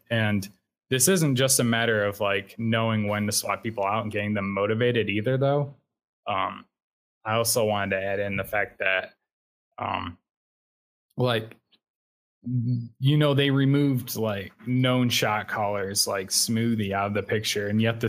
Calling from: Portage, Indiana, United States; Northwest Indiana, Portage, Indiana. It's in the Chicago area.

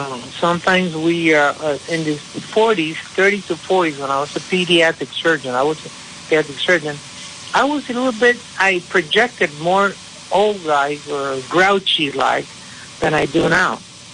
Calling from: San Juan, Puerto Rico; I am calling from San Juan, Puerto Rico. A little bit warmer over here.

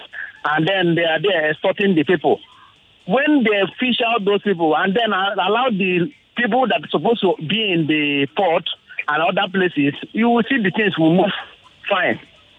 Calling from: Lagos, Nigeria; I'm … from Lagos.

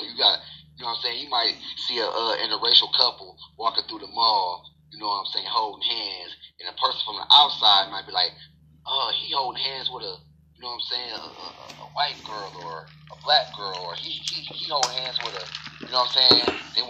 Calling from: Michigan, United States; Oh, I'm calling from Michigan.

